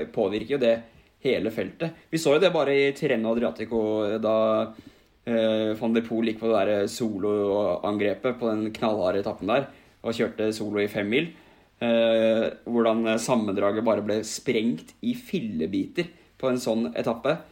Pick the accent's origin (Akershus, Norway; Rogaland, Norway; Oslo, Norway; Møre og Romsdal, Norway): Akershus, Norway; Asker; hjemme på Billingstad i Asker